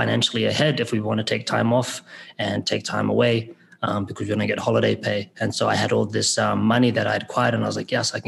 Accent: South Island, New Zealand; accent: between Australian and New Zealand; moved away as an adult; also born or lived in North Island, New Zealand / Sydney, Australia; now in San Juan del Sur, Nicaragua; I was born in the North Island, and then I was raised in the South Island. So both islands are my home.

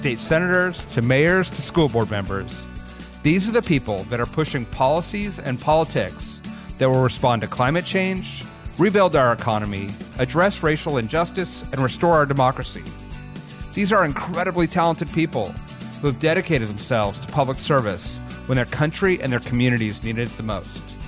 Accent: Santa Cruz, California, United States; I'm from Santa Cruz, California, and so I am certainly living in a partisan, segregated community

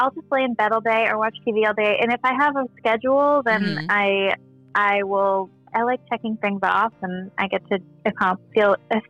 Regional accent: Los Angeles, California, United States; Well, I moved around a lot, but I grew up mainly in the Valley.

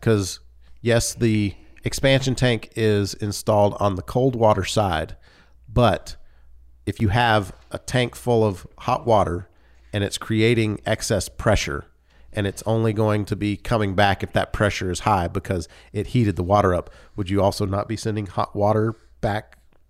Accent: Louisiana, United States; I come from Louisiana, and we do some really strange things there.

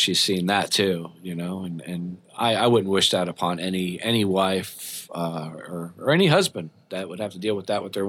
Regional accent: Long Branch, New Jersey, United States; I'm from New Jersey.

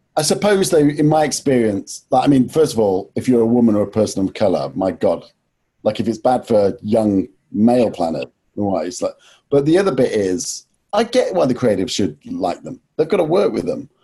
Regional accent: Nottingham, East Midlands, United Kingdom; moved away; also born or lived in London; I was from Nottingham and didn't go to university

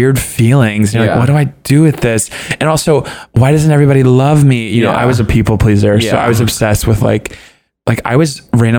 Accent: Georgia, United States; moved away; growing up in Georgia, like a smaller town in Georgia

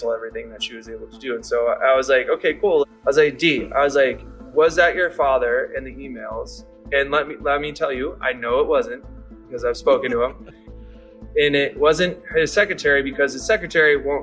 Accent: Detroit, Michigan, United States; I was born in Detroit

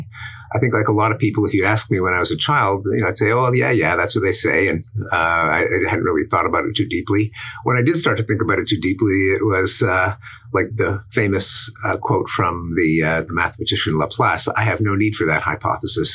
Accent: Montreal, Quebec, Canada; moved away as an adult; now in United States; I'm expatriate Canadian who's spent most of his adult life in the United States

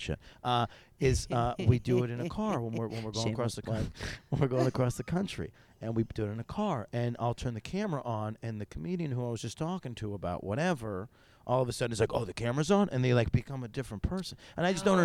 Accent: Syracuse, New York, United States; moved away; I grew up in Syracuse

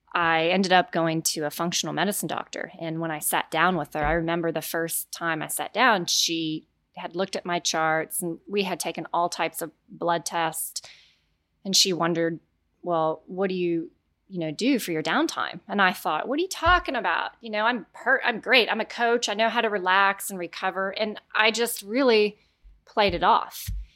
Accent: Denton, Texas, United States; I am from Denton, Texas

